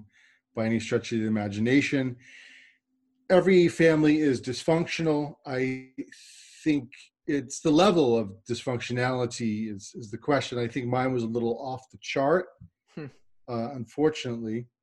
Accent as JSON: {"language": "English", "region": "New York", "country": "United States", "said": "I'm from New York"}